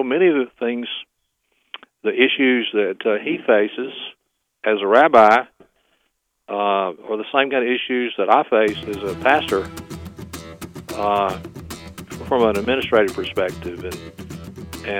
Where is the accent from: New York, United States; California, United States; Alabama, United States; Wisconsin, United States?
Alabama, United States; Florala; there were several Jewish families in my hometown of Florala, Alabama